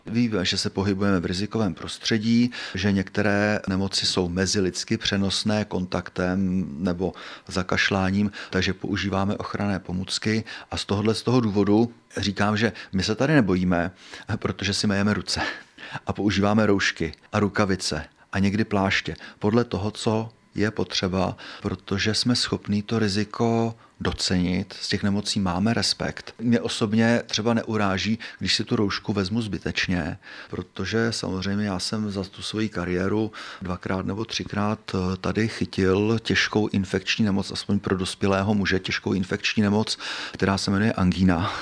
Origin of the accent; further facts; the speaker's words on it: South Bohemian Region, Czechia; Já jsem jeho Čech, mý rodiče jsou taky jeho Češi